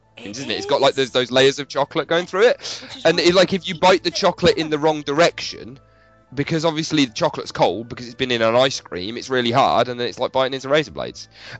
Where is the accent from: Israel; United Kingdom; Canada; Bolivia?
United Kingdom; I'm British.